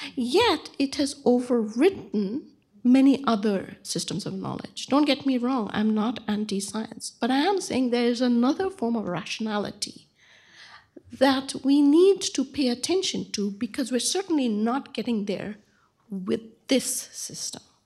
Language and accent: English; Bangalore, Karnataka, India; moved away; my hometown of Bangalore